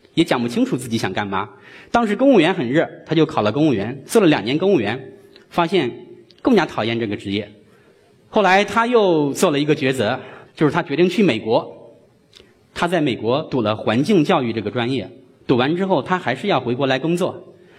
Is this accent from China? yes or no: yes; China; 用我们中国人的说话